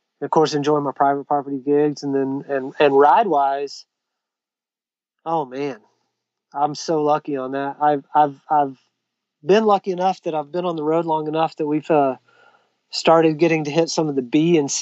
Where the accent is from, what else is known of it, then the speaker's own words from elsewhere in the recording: Sherman, Texas, United States; North Texas in my hometown, actually, Sherman, Texas